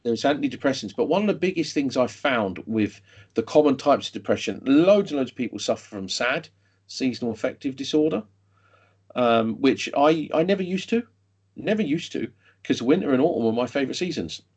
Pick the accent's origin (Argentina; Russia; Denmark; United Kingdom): United Kingdom; London; moved away as an adult; I grew up in London. I then moved out of London